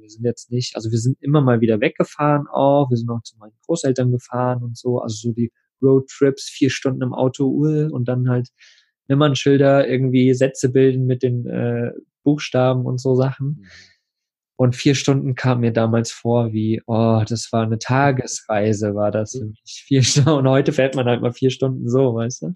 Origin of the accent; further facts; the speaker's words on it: eastern Germany, Germany; wir sind Ostkinder